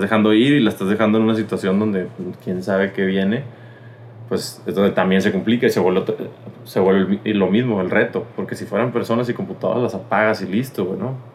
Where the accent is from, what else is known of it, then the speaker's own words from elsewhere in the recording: Mexico; somos mexicanos